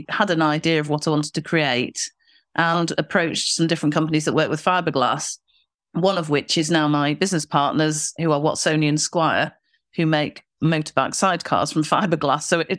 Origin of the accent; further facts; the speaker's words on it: Manchester, North West England, United Kingdom; Yes, we've just been to the Manchester show, which is my hometown, actually.